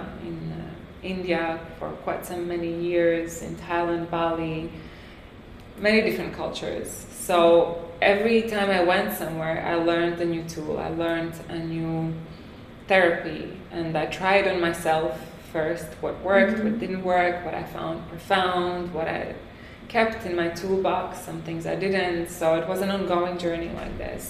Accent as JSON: {"language": "English", "country": "France", "tie": "born or raised there", "also_born_or_lived": "Latvia", "moved": "as an adult", "lives_now": "Tulum, Mexico", "said": "I was born in Latvia. I grew up in France."}